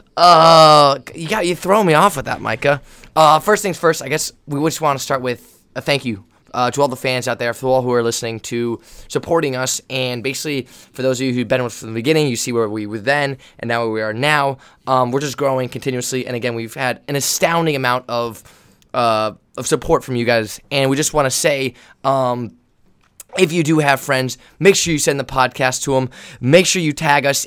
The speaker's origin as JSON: {"language": "English", "region": "Northern California", "country": "United States", "said": "I'm from Northern California, Joe and I are from Northern California"}